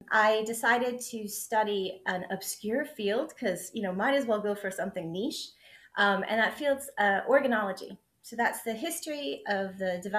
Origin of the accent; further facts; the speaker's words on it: West Virginia, United States; also born or lived in Texas; now in Scotland, United Kingdom; So I say I'm from West Virginia. So I grew up in the US, but before I moved to Scotland, I'd actually lived in five states. But West Virginia is the state I uh, lived in the longest. So I claim to be a West Virginian.